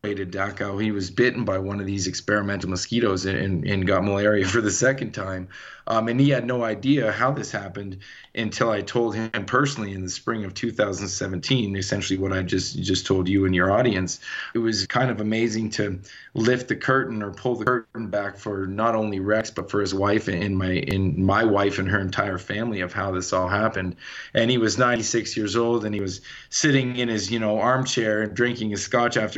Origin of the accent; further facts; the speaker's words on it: Canada; moved away as an adult; now in Colorado, United States; I'm born and raised in Canada. I've been in Colorado for about 8 years.